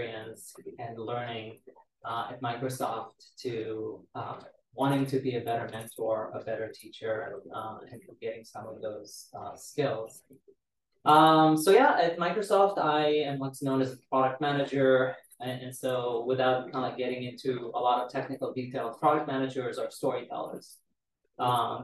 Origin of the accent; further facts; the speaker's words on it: Israel; moved away as an adult; now in Seattle, United States; I was born and raised in Israel to Romanian Jewish immigrants